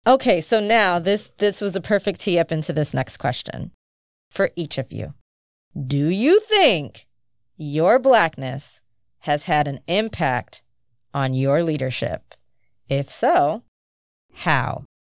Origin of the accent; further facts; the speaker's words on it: United States; growing up in the United States